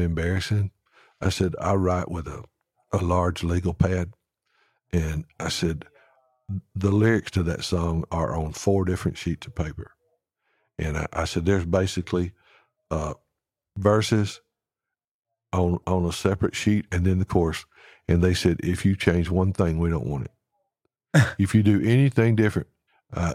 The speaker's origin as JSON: {"language": "English", "region": "Alabama", "country": "United States", "moved": "yes", "lives_now": "Nashville, United States", "said": "I'm from Alabama."}